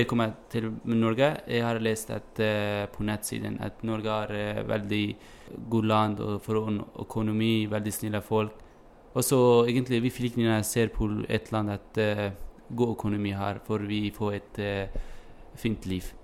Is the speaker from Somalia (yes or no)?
no; Kobani, Aleppo Governorate, Syria; Norwegian is a second language; moved away as an adult; also born or lived in Turkey / Greece; now in Bergen, Norway; Jeg er fra, jeg er fra Kobani. Eh, denne byen eh, blir eh, angrepet av IS. Og så det, denne byen blir helt eh, ødelagt. Hjembyen min helt ødelagt.